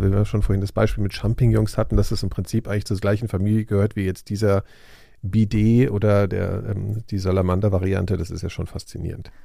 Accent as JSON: {"language": "German", "region": "Hesse", "country": "Germany", "tie": "born or raised there", "said": "meiner Heimatstadt in Hessen"}